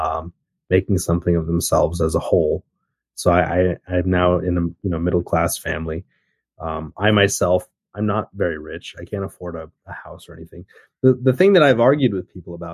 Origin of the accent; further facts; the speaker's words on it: Murray, Kentucky, United States; moved away as an adult; also born or lived in South Korea / Taipei, Taiwan; I grew up in Murray, Kentucky. It's a very small town in Western Kentucky.